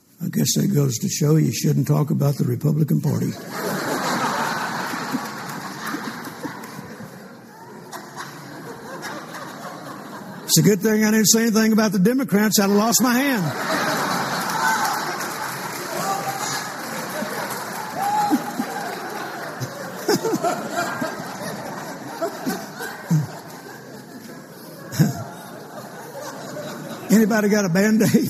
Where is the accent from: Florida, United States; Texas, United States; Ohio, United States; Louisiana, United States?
Texas, United States; Fort Worth; I'm from Fort Worth, Texas